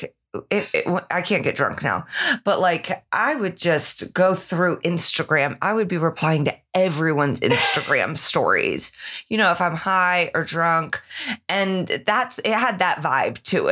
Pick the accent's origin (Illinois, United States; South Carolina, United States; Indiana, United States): Indiana, United States; Indianapolis; moved away; heads to my hometown